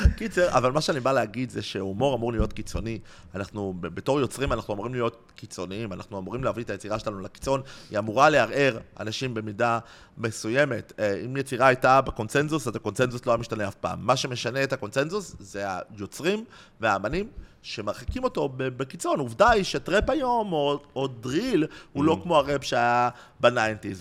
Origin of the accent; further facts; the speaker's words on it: Tel Aviv, Tel Aviv District, Israel; גדלתי בצהלה